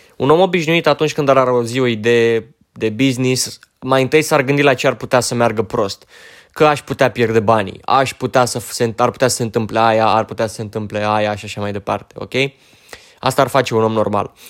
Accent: Romania; sunt român, dracu, adică fac parte dintre români

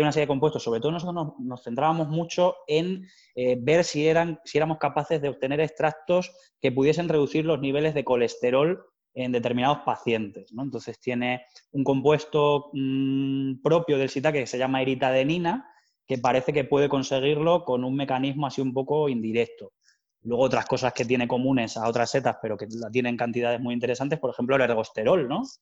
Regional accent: Plasencia, Extremadura, Spain; moved away; also born or lived in Salamanca / Madrid; los placentinos y placentinas pues podamos echar raíces allí

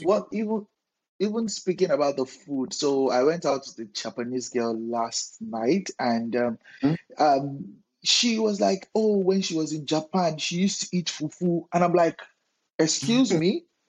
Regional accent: Lagos, Nigeria; moved away as an adult; also born or lived in Ede, Nigeria; now in Canada; I'm from Lagos

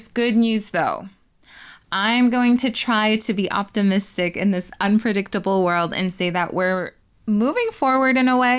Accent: Poland; moved away; when you're in Poland. I'm going to focus mainly on my home country as it holds a lot of sentiment to my heart

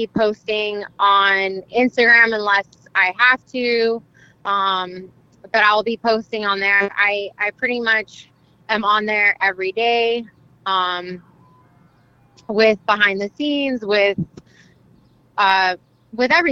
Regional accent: Mexico; now in United States; I was born in Mexico, and yes, I am proud of like being my ethnicity and like being born in Mexico and being Mexican and being a Mexican citizen too.

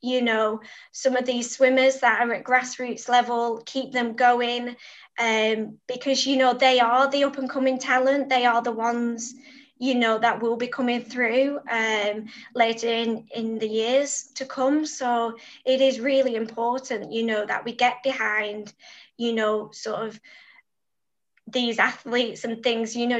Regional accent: Preston, North West England, United Kingdom; the support I got from Preston

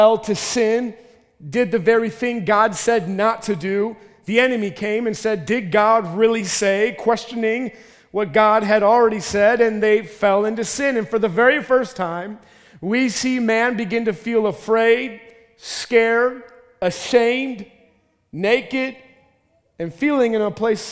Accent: Minnesota, United States; I'm from Minnesota.

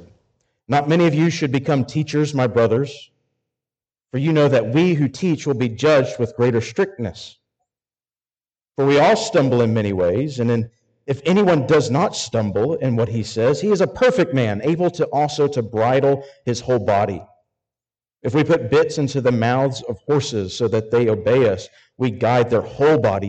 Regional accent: Arkansas, United States; I'm from Arkansas

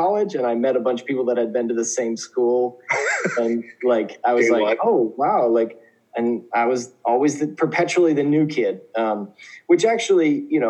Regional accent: Oklahoma, United States; moved away as an adult; also born or lived in Indiana; now in South Korea; So I'm originally from Oklahoma, and I grew up part of my childhood in Oklahoma, part of my childhood in Indiana

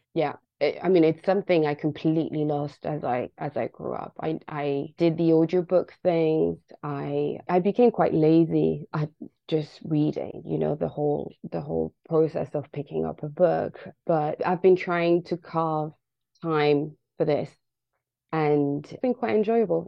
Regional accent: Paris, Île-de-France, France; moved away as an adult; now in London, United Kingdom; I was born and raised in uh, Paris both of my parents are from Senegal

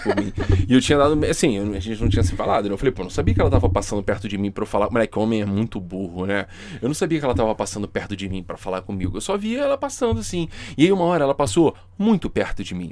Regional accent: Rio de Janeiro, Brazil; a gente é do Rio de Janeiro

